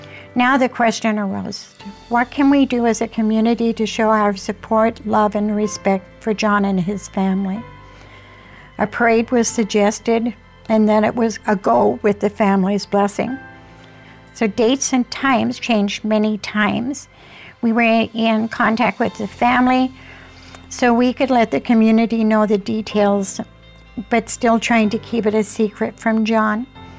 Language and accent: English; Fertile, Minnesota, United States; I am from Fertile, the Flower City.